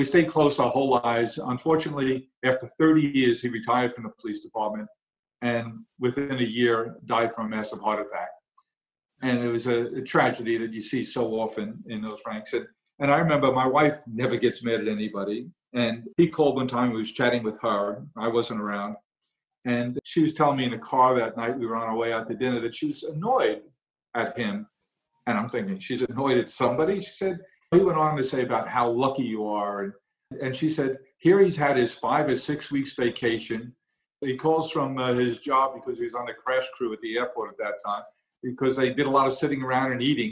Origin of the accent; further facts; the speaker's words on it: New York City, New York, United States; I grew up in Queens